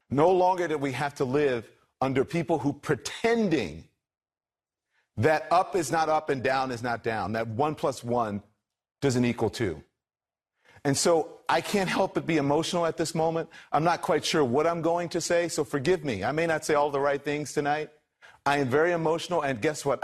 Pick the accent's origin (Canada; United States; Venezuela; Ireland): United States; I am an American